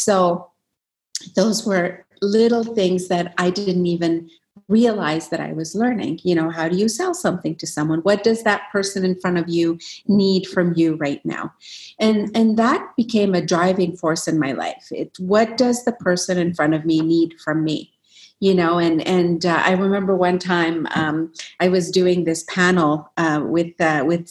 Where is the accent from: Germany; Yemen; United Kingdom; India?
Yemen; also born or lived in Alberta, Canada; now in Canada; growing up in Yemen, you have all these self-doubts